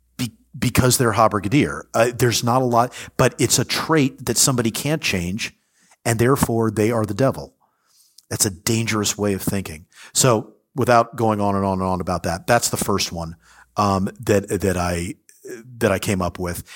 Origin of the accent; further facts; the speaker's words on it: United States; as an American